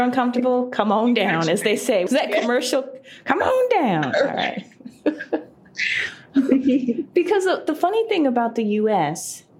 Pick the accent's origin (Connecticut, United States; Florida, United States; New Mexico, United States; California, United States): Connecticut, United States; I'm from Connecticut. Might as well go back to Connecticut. And this is after living out in Asia for several years.